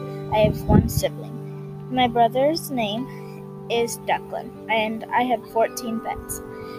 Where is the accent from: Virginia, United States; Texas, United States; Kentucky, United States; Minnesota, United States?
Texas, United States; San Angelo; I am 10 years old. My birthday is June 22nd, 2011. I was born in San Angelo, Texas.